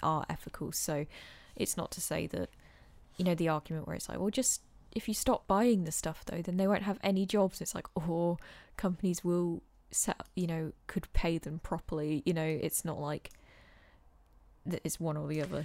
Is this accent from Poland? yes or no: no; England, United Kingdom; We're being so English